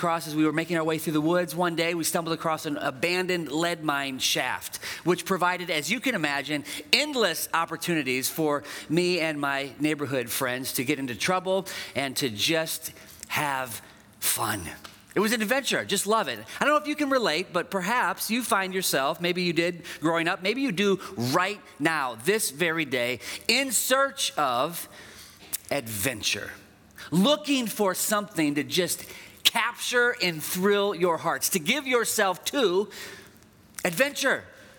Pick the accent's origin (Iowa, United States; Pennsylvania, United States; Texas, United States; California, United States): Iowa, United States; Dubuque; I grew up in Dubuque, and our family lived just on the outside of town.